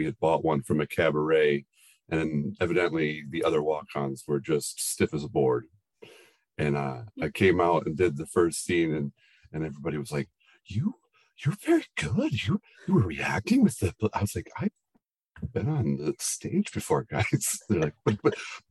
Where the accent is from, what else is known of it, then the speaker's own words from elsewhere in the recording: Muskegon, Michigan, United States; moved away; I am from Muskegon, Michigan originally